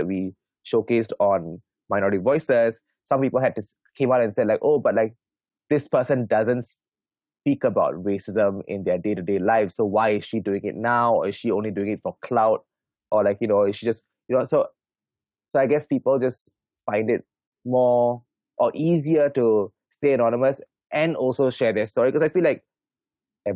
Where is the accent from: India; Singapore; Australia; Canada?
Singapore; I'm third generation Singaporean